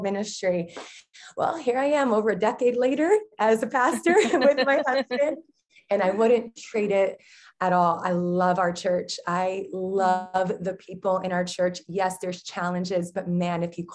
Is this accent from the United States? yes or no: yes; New Jersey, United States; I'm a Jersey girl. Okay. Born and raised in New Jersey, but Portuguese.